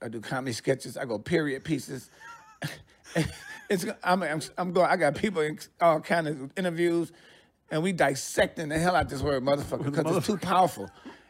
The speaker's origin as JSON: {"language": "English", "town": "Detroit", "region": "Michigan", "country": "United States", "also_born_or_lived": "New York / Los Angeles", "moved": "yes", "lives_now": "Sacramento, United States", "said": "I'm from Detroit. I lived in New York for like 6 years. I went to L.A. I lived there for like 7 years."}